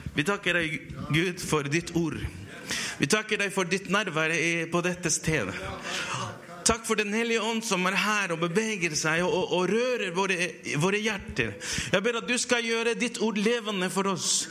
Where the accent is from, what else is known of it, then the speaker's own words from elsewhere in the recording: Chile; now in Hamar, Norway; jeg kommer fra Chile